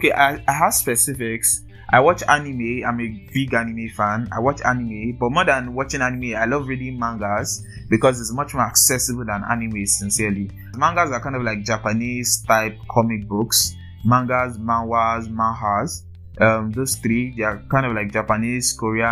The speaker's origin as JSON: {"language": "English", "region": "Ogun State", "country": "Nigeria", "also_born_or_lived": "Lagos", "said": "I'm from Ogun State. Yes, Ogun State. I think I was born in Lagos."}